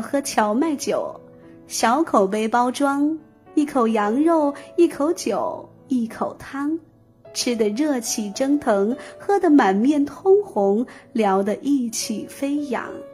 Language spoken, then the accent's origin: Chinese; Mile, Yunnan, China; moved away; also born or lived in Guangzhou; 我老家云南弥勒也有